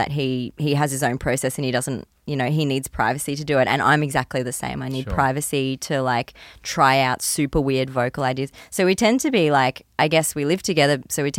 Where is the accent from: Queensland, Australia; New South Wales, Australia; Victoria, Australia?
Queensland, Australia; Port Douglas; also born or lived in Gold Coast; I was growing up in Port Douglas. I don't think they even had a string program in Port Douglas. We were just like running around eating mangoes off the ground. but then my family moved to the Gold Coast, the echelon of creativity of Australia.